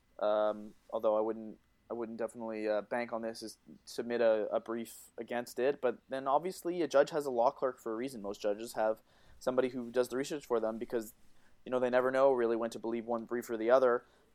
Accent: Canada; I'm Canadian

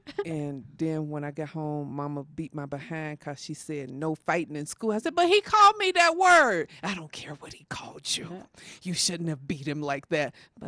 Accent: the South, United States; You know, growing up in the South, there was a lot of stuff that went on

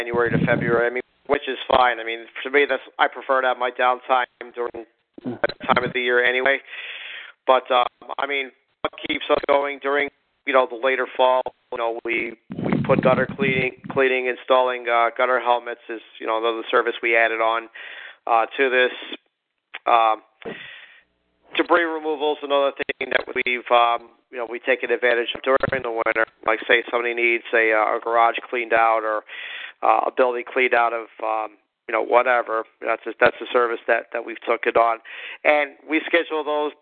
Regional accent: Northeast, United States; growing up in the Northeast

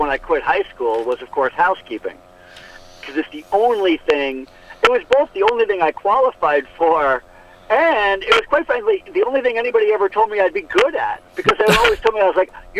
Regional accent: United States

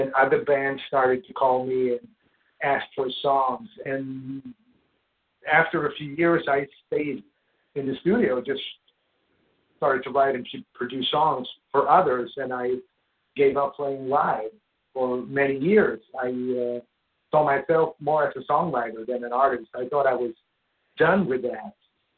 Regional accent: Sweden; Growing up in Sweden

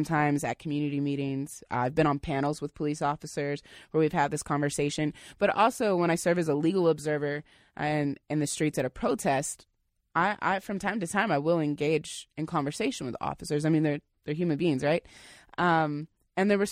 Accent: Indiana, United States; now in Seattle, United States; I'm from Indiana, so when I first moved here, it was definitely a different world for me.

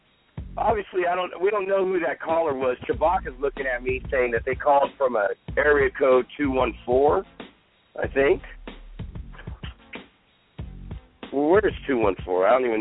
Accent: State of Mexico, Mexico; did you hear in my home state of Mexico, a restaurant shut down

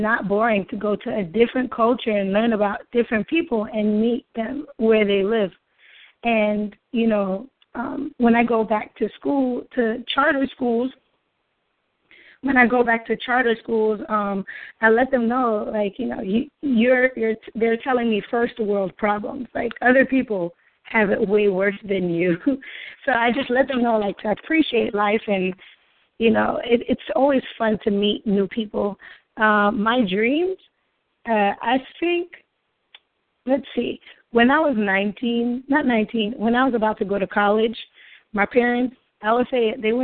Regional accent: New York, United States; moved away as an adult; now in Oakland, United States; As a New Yorker

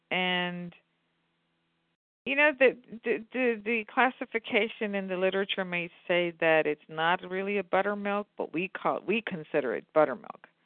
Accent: central India, India; Now, this is mm. very South Indian. We don't do that. We're from Central India.

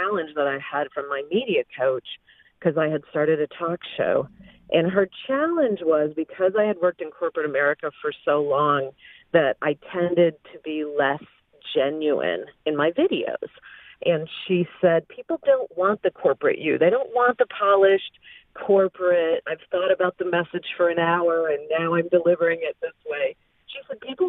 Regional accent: Flint, Michigan, United States; I was raised in Flint, Michigan, in a kind of a poor area

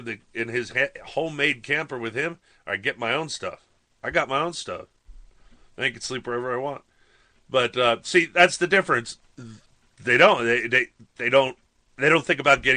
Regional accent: New York, United States; I grew up in New York

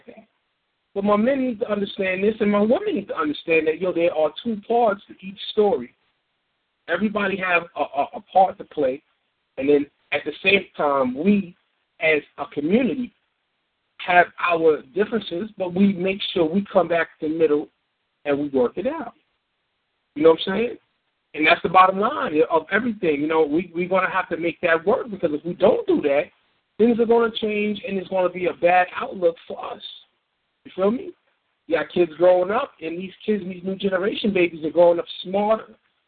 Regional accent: New York City, New York, United States; I'm from New York, born and raised in the Bronx.

